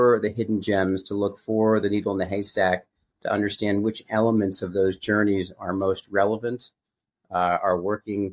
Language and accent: English; Connecticut, United States; moved away as an adult; also born or lived in California; I was raised in a small town in Connecticut by a school teacher family